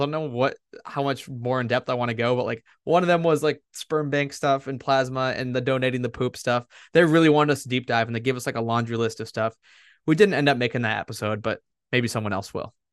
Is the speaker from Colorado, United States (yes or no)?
no; Massachusetts, United States; I'm from Massachusetts.